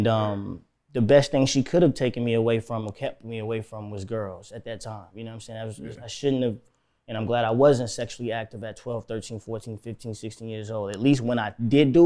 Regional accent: Florida, United States; also born or lived in Miami / Tampa / Orlando / Fort Lauderdale; I'm from Florida, you know what I'm saying? Like, I was raised in Miami and Tampa, Orlando, Fort Lauderdale

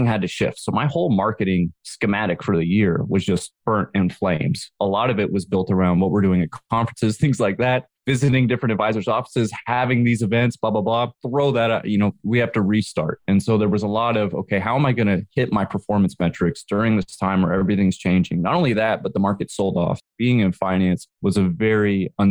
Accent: San Jose, California, United States; I grew up in San Jose and I used to skateboard to school

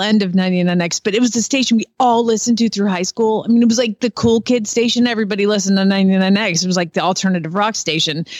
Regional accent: Decatur, Georgia, United States; I grew up in Decatur, Georgia

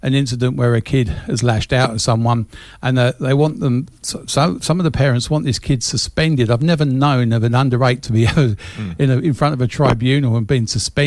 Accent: England, United Kingdom; now in Australia; when I was growing up in England

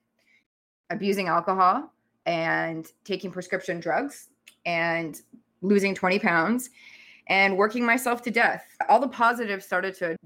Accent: Canada; moved away as an adult; also born or lived in Thailand

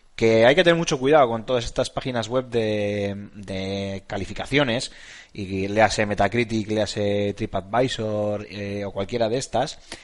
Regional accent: Basque Country, Spain; Somos vascos.

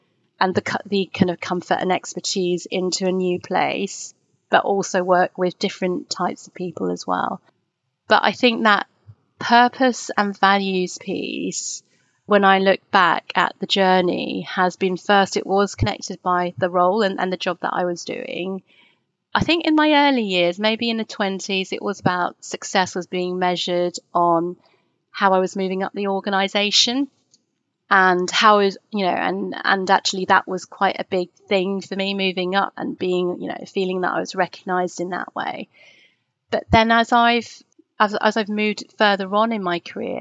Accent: Twickenham, London, United Kingdom; I grew up in Twickenham

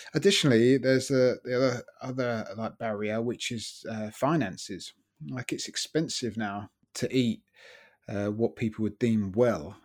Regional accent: Brighton, South East England, United Kingdom; moved away as an adult; brought up in Brighton, lived there.

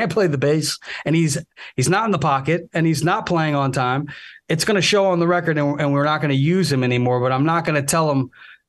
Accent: Chicago, Illinois, United States; moved away; I'm originally from the Chicago area

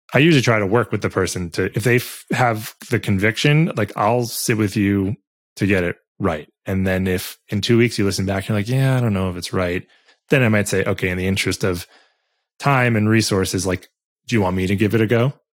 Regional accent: New York City, New York, United States; I grew up in New York City. So downtown New York

